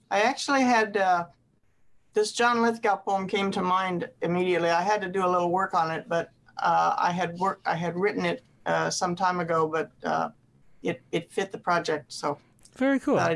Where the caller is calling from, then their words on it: Ames, Iowa, United States; Ames, Iowa.